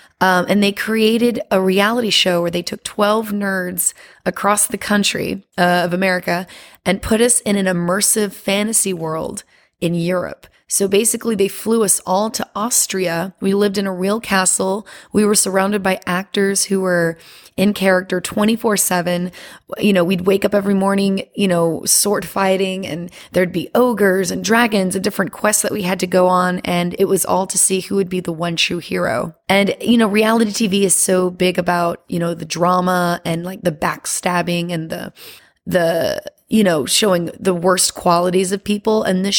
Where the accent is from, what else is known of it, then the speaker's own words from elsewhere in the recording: Louisiana, United States; now in Las Vegas, United States; And I'm originally from Louisiana. But I moved around a lot after Hurricane Katrina and ended up in Las Vegas